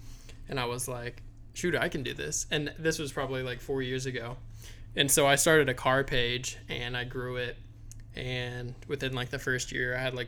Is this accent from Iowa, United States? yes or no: no; Kokomo, Indiana, United States; I'm from Kokomo.